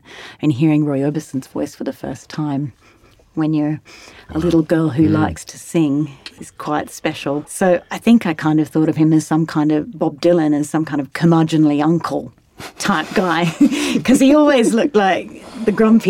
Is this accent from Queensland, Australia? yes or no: no; Sydney, New South Wales, Australia; But I grew up in Australia and I grew up in various country towns. My parents were school teachers, so we travelled around a lot for their work. But I was born in Sydney and I went to university in Sydney.